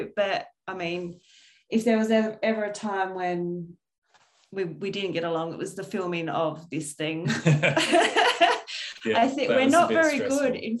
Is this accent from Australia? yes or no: yes; Midwest of Western Australia, Australia; born or raised there; moved away